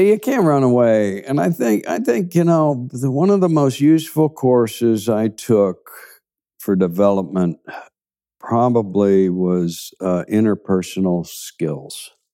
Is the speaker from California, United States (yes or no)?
no; Kansas City, Kansas, United States; also born or lived in Seattle / Hackensack, New Jersey; those were my formative years, really, living in Kansas, uh, Kansas City on the Kansas side. And it was, I had a good upbringing in Kansas.